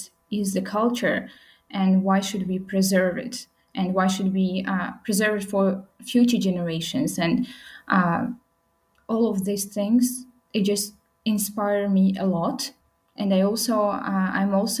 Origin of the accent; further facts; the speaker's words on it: Khorog, Gorno-Badakhshan, Tajikistan; now in Dushanbe, Tajikistan; I'm from Pamirs